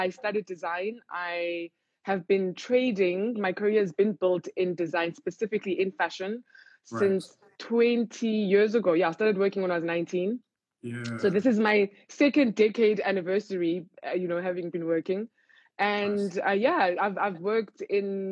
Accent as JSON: {"language": "English", "town": "Cape Town", "region": "Western Cape", "country": "South Africa", "tie": "born or raised there", "said": "I grew up in Cape Town"}